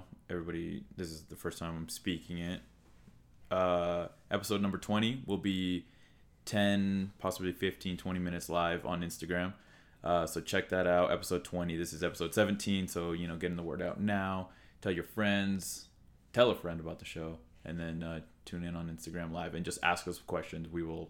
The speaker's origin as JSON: {"language": "English", "region": "Utah", "country": "United States", "said": "We're from Utah."}